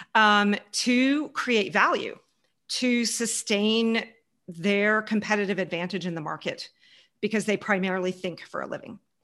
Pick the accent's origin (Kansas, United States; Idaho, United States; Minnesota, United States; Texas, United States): Texas, United States; Houston; moved away; also born or lived in Germany / Munich, Germany / Canada; I grew up in Houston, right behind Mission Control, right behind NASA Space Station, NASA Space Center